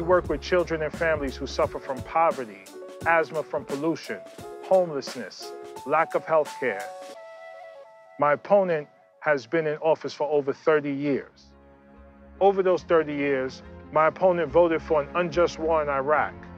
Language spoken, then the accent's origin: English; New York City, New York, United States; I was born and raised in New York City